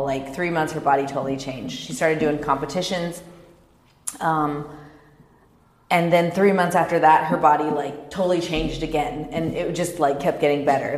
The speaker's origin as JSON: {"language": "English", "region": "Kansas", "country": "United States", "tie": "born or raised there", "also_born_or_lived": "Dallas, Texas", "moved": "yes", "lives_now": "Orange County, United States", "said": "I grew up in Kansas"}